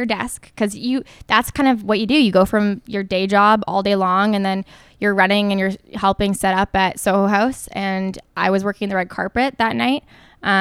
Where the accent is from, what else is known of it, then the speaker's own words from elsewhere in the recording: Toronto, Ontario, Canada; also born or lived in New York City; I'm from Toronto